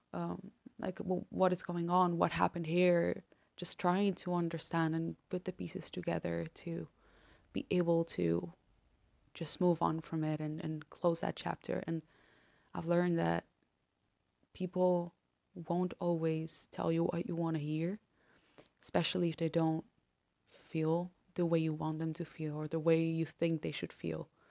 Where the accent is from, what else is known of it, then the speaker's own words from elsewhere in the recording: Argentina; now in Netherlands; I'm from Argentina